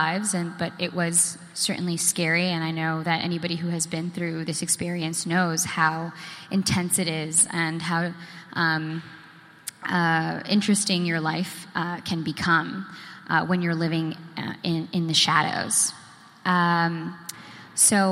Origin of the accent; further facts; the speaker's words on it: Boston, Massachusetts, United States; also born or lived in New Jersey; I was born in New Jersey, but I was raised in Boston